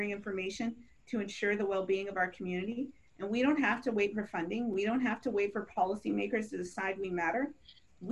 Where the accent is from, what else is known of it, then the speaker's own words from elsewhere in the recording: Alaska, United States; also born or lived in Oklahoma; now in Seattle, United States; I'm not in the village areas of where I was raised in Alaska, but I am a native person living in the city of Seattle.